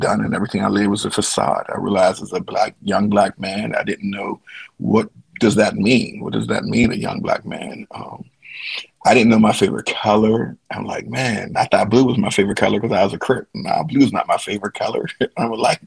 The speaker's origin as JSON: {"language": "English", "town": "Pittsburgh", "region": "Pennsylvania", "country": "United States", "tie": "born or raised there", "said": "Born and raised in Pittsburgh, Pennsylvania, the steel city of bridges"}